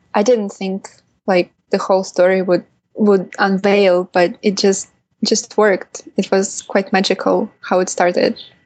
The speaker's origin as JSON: {"language": "English", "region": "Kaliningrad Oblast", "country": "Russia", "tie": "born or raised there", "said": "I was born in Kaliningrad, which is a city in Western Russia or Eastern Europe."}